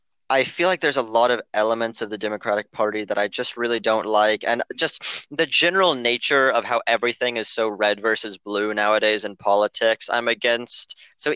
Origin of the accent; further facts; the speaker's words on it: Oklahoma, United States; Because hi, I'm from Oklahoma.